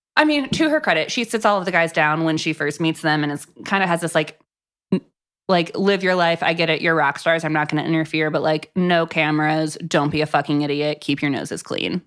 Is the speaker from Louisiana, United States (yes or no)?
no; Florida, United States; I grew up in Florida.